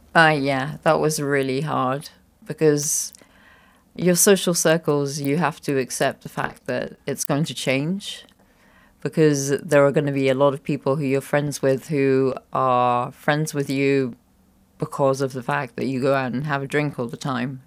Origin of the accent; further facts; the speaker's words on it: Scotland, United Kingdom; moved away as an adult; also born or lived in United States / Netherlands; now in Luxembourg; I was born in Scotland, um, and I traveled, uh, to different places